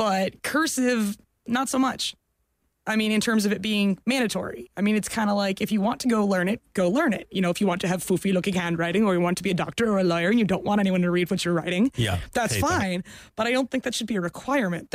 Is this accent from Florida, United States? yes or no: yes; Florida, United States; I grew up in Florida